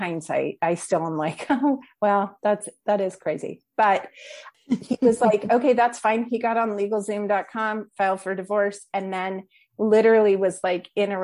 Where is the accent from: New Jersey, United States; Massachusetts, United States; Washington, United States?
Washington, United States; moved away as an adult; also born or lived in California; I'm originally from Washington State